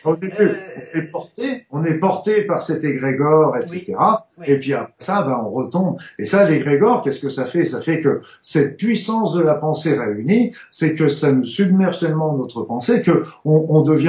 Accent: France; je suis français

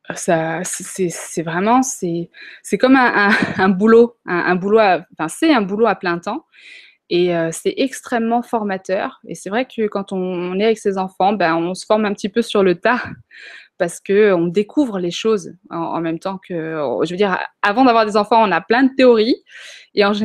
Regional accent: Chad; donc on a grandi au Tchad, en Afrique, dans la brousse même

